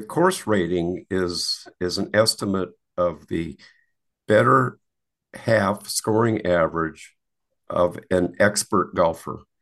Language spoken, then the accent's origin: English; Wisconsin, United States; moved away as an adult; I grew up in Wisconsin